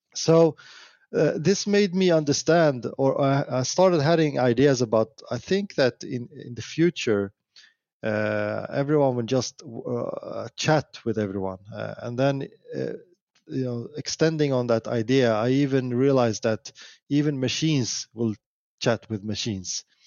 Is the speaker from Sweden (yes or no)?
yes; Sweden; I'm from Sweden